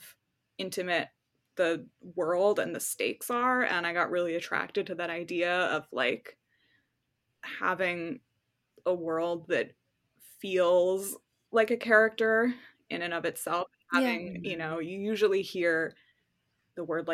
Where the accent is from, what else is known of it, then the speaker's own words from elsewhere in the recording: New York, United States; moved away as an adult; now in California, United States; I live in California now. I'm from New York. But now I live in California. And, you know, I went through Hurricane Sandy when I was living back home